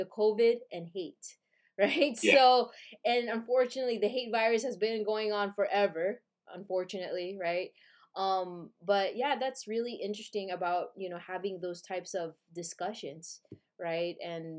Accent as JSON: {"language": "English", "region": "California", "country": "United States", "tie": "born or raised there"}